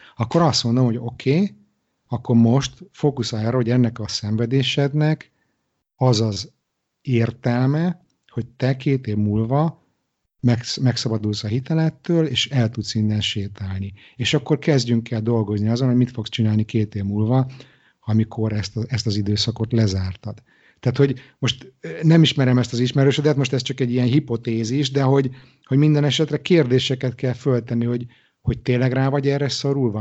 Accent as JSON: {"language": "Hungarian", "region": "Budapest", "country": "Hungary", "also_born_or_lived": "Israel", "moved": "as an adult", "lives_now": "Stockholm, Sweden", "said": "Budapestről ide költözve kelet-európai gyerekként"}